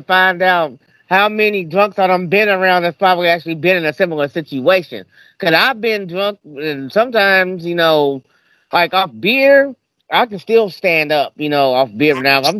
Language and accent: English; Kentucky, United States; I'm from Kentucky, you know, and I live by the Ohio River, so and I live next to Indiana, so.